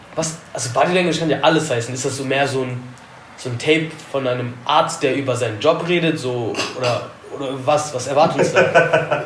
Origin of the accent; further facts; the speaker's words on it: Alfter, North Rhine-Westphalia, Germany; Ich komme zwar aus Alfter